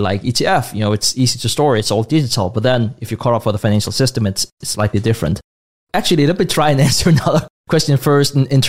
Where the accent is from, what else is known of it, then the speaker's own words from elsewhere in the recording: Denmark; also born or lived in Asia; born and raised in Denmark